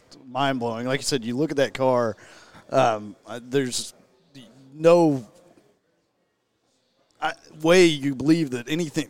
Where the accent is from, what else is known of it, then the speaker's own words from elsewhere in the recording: Cushing, Oklahoma, United States; I'm originally from Cushing, Oklahoma